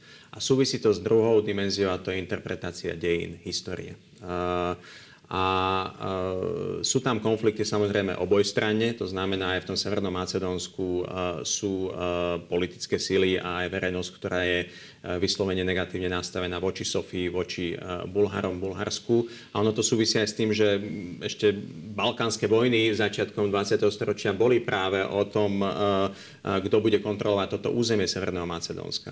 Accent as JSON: {"language": "Slovak", "country": "Slovakia", "said": "pracujeme a sme zo Slovenska, z regiónu"}